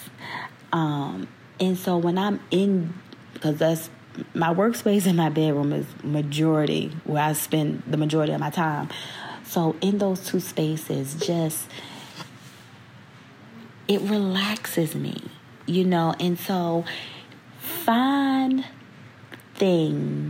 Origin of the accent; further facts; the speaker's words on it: Virginia, United States; moved away as an adult; back in VA, my hometown